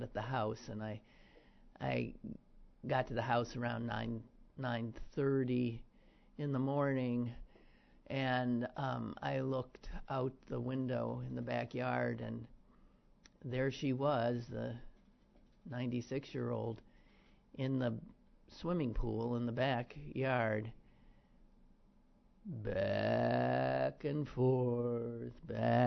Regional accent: Wisconsin, United States; now in Pittsburgh, United States; From my home state of Wisconsin

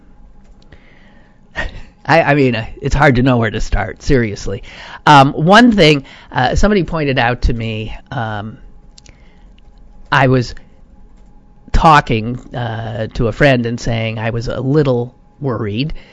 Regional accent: United States; the stress of being an American.

